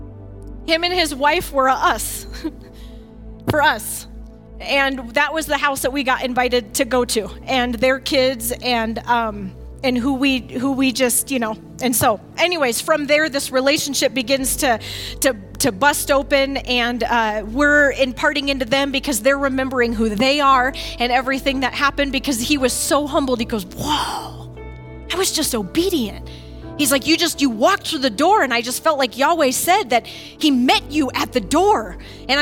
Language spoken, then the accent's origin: English; Findlay, Ohio, United States; from Flag City